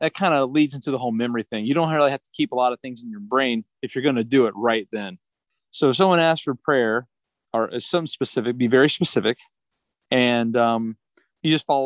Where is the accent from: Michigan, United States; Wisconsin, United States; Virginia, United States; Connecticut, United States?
Virginia, United States; Clifton Forge; moved away as an adult; also born or lived in Mint Hill, North Carolina; now in Charlotte, United States; I'm originally from Clifton Forge, Virginia, in the mountains, about an hour north of Roanoke, Virginia.